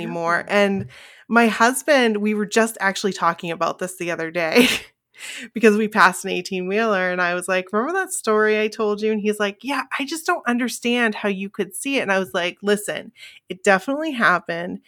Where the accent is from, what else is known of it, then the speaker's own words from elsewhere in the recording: Bangor, Maine, United States; we are two girls from Bangor, Maine